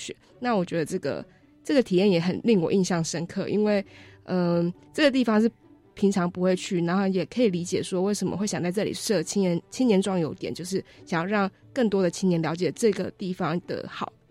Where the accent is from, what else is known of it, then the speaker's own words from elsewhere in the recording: Taichung, Taiwan; now in Taipei, Taiwan; 因为我是都市小孩，然后我就觉得，其实我从台中的都市搬到台北的都市读书，我不觉得说城乡差距有很大的影响。